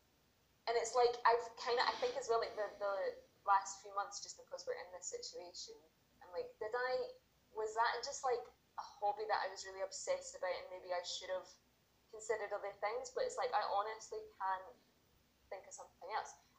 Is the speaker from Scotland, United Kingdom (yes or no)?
yes; Paisley, Scotland, United Kingdom; I lived in Paisley, I grew up in Paisley.